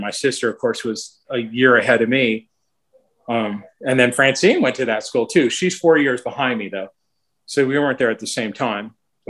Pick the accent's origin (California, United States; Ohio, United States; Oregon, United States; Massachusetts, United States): California, United States; San Gabriel; I was born in San Gabriel Community Hospital. It's not there anymore. My family was living on Kelburn then